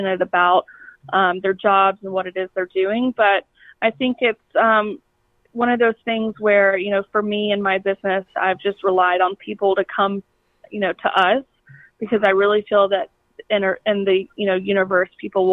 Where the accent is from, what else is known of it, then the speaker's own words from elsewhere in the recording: Kennesaw, Georgia, United States; also born or lived in Atlanta, Georgia; I was born and raised in Kennesaw, Georgia